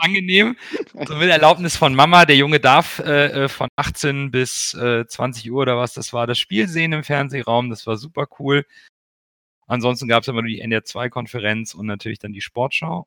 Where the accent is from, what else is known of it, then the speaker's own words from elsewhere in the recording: Hamburg, Germany; Ich bin vor 40 Jahren in Hamburg geboren worden, als Kind portugiesischer Einwanderer